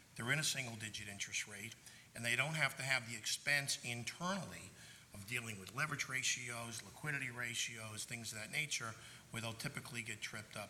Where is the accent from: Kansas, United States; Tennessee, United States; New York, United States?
New York, United States; New York City; I am from Brooklyn